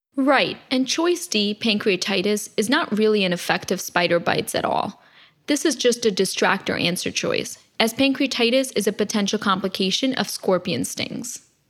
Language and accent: English; New Jersey, United States; my home state, New Jersey